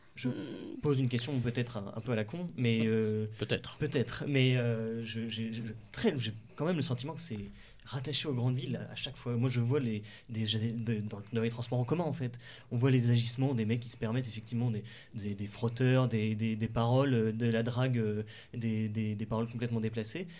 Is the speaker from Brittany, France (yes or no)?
no; Coutances, Normandy, France; la ville où j'ai grandi à Coutances